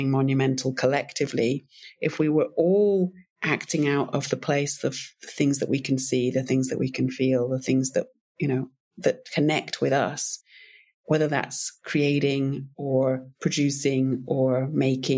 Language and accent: English; United Kingdom; moved away as an adult; also born or lived in Africa / Montana; I'm originally British